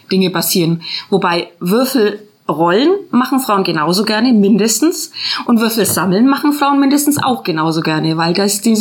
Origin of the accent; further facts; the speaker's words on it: Nürtingen, Baden-Württemberg, Germany; Wir sind aus Nürtingen, ja.